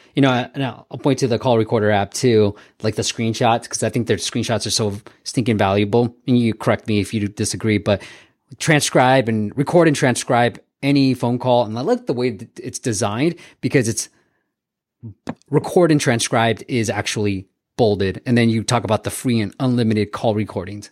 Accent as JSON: {"language": "English", "area": "Bay Area", "region": "California", "country": "United States", "tie": "born or raised there", "said": "growing up in the Bay Area"}